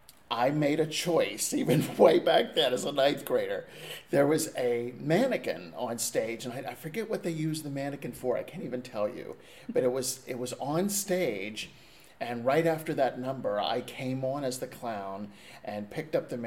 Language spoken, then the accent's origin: English; Orbisonia, Pennsylvania, United States; I'm from a tiny little town called Orbazonia, Pennsylvania, which is in the heart of the mountains, not too far from State College